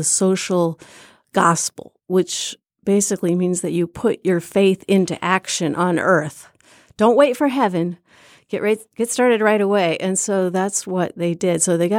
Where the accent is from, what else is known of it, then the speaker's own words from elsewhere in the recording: Burlington, Iowa, United States; We were raised in Iowa